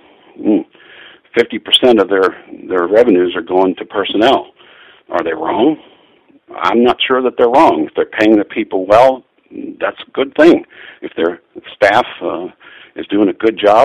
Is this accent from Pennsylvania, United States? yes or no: yes; Pittsburgh, Pennsylvania, United States; I grew up in Pittsburgh, Pennsylvania